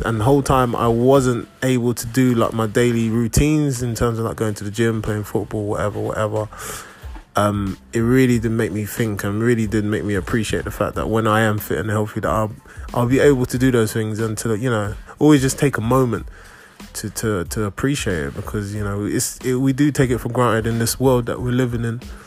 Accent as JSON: {"language": "English", "region": "London", "country": "United Kingdom", "tie": "born or raised there", "said": "I am personally growing up in, in England, growing up in London"}